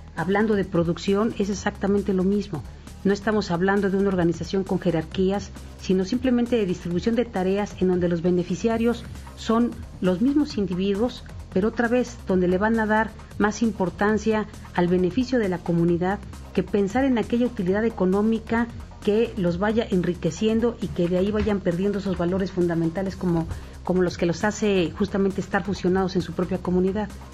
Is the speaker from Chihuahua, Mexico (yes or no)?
no; Mixteca, Oaxaca, Mexico; De la región de donde soy, de la Mixteca de Oaxaca